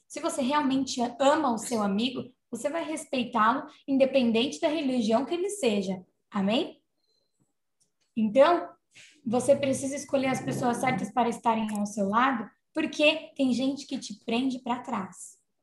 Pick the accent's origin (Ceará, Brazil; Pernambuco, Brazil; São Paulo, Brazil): São Paulo, Brazil; Santo André; eu sou de Santo André